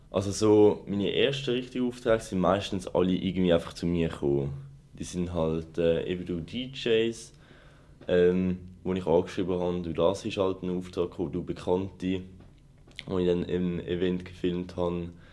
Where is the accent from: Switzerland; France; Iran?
Switzerland; Zurich; ich komme natürlich auch aus Zürich